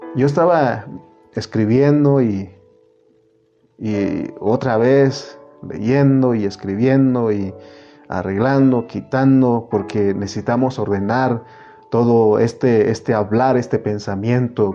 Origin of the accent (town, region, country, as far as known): Oaxaca, Mexico; moved away; also born or lived in United States